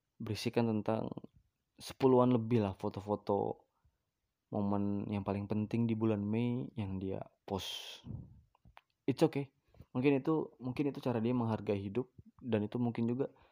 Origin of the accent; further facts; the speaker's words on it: Bandar Lampung, Lampung, Indonesia; di Bandar Lampung ini adalah, tepatnya di kota gua ya, di Lampung